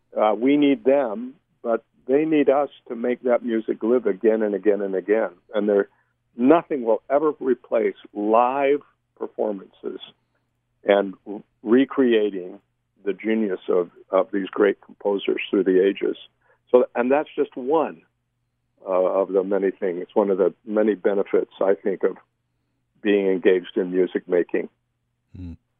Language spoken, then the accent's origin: English; Millville, Utah, United States; I grew up in Millville